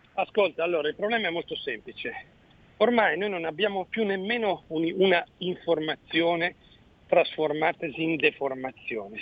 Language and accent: Italian; Mantua, Lombardy, Italy; io sono di Mantova